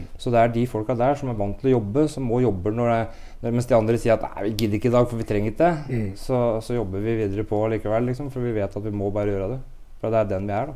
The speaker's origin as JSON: {"language": "Norwegian", "town": "Brumunddal", "region": "Innlandet", "country": "Norway", "moved": "yes", "said": "jeg er fra Brumunddal, har vokst opp med …, …"}